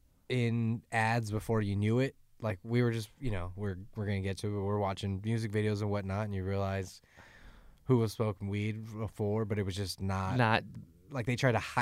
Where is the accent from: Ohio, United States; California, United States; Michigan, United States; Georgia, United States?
California, United States; the mentality of growing up in Southern California.